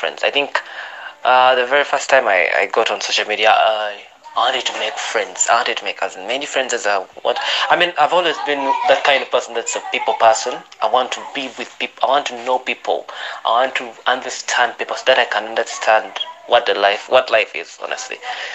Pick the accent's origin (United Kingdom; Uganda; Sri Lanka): Uganda; I'm from Uganda